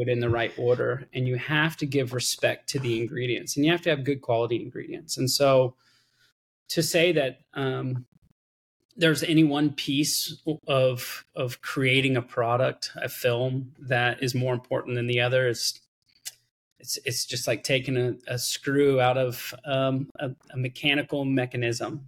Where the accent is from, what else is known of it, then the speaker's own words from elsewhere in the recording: Austin, Texas, United States; I was born here in Austin, Texas. I'm currently in Austin, Texas.